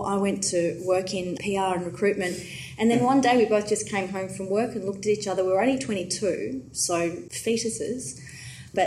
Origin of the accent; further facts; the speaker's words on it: Johannesburg, Gauteng, South Africa; now in Melbourne, Australia; even though I grew up on the other side of the world. I was born in Johannesburg